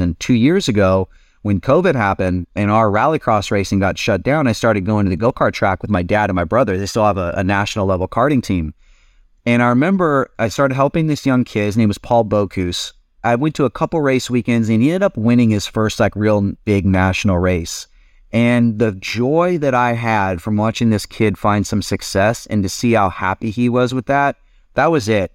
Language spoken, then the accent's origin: English; California, United States; moved away as an adult; also born or lived in Europe; we're kinda both from California